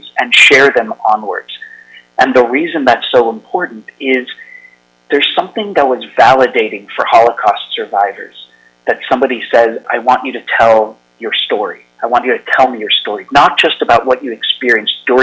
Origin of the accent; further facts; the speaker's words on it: United States; As an American, I'm especially frightened because I live here in America